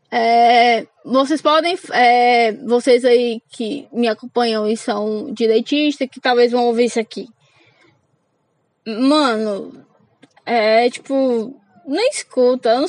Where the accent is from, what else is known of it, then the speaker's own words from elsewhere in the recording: Fortaleza, Ceará, Brazil; now in Caucaia, Brazil; sou cearense da periferia de Fortaleza. Moro numa cidade chamada Calcaia.